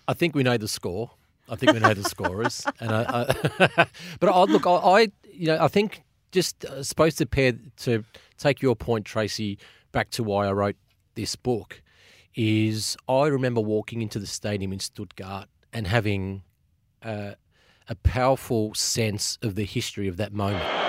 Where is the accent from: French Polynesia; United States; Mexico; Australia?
Australia; as an Australian